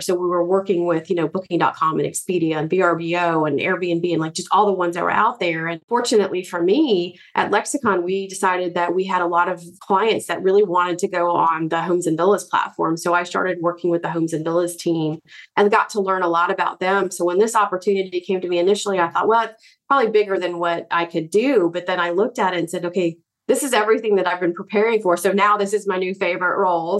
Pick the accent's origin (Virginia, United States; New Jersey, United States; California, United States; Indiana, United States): Virginia, United States; Growing up in Virginia